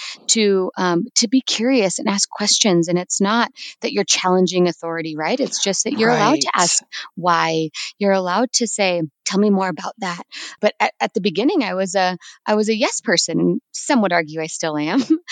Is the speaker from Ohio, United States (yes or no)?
no; California, United States; also born or lived in New Mexico / Iowa; now in Denver, United States; I am originally from California. It's where I was born